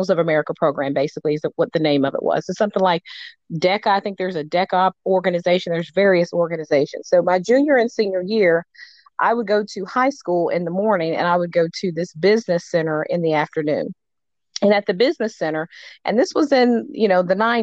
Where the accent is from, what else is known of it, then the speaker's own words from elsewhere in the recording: Muncie, Indiana, United States; moved away as an adult; now in North Carolina, United States; a person who grew up in Muncie, Indiana